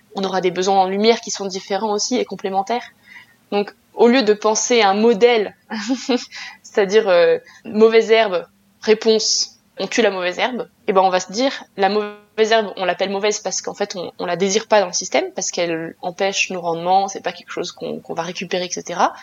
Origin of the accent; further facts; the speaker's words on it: France; chez nous en France